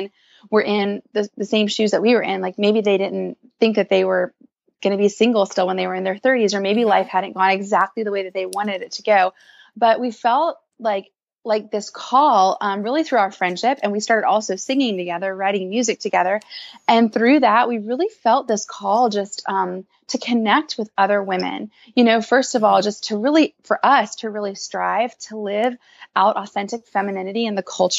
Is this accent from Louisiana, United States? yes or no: yes; New Orleans, Louisiana, United States; moved away as an adult; now in Nashville, United States; I'm from New Orleans, and I moved to Nashville a little over 2 years ago.